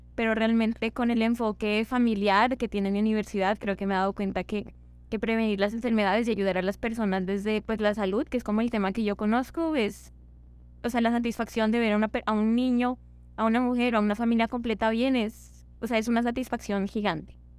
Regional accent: Ipiales, Nariño, Colombia; moved away; Quiero devolverme a mi casa, yo soy de Ipiales

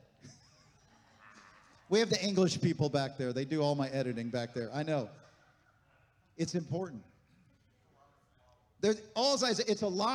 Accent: Honesdale, Pennsylvania, United States; moved away; Deb and I, we were back in our hometown, Honesdale, Pennsylvania

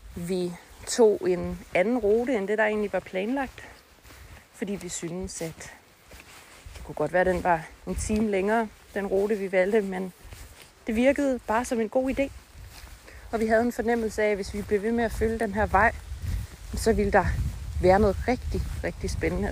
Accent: North Jutland, North Denmark Region, Denmark; Vi er begge to nordjyder

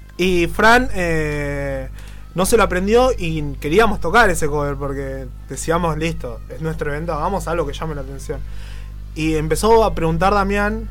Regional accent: Buenos Aires, Argentina; yo soy de Bajo Flores

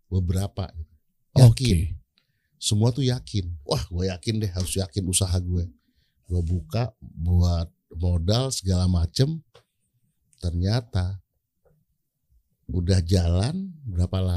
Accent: Aceh, Indonesia; Gue bilang, gue ini orang Aceh, orang harus tahu gue orang Aceh, gue harus buka makanan Aceh.

